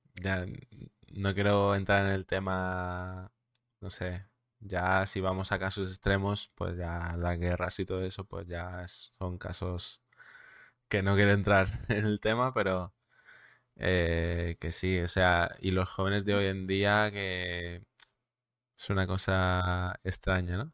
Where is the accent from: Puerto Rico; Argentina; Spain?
Spain; Mallorca, Balearic Islands; soy de, de Mallorca, ¿vale? De las Islas Baleares.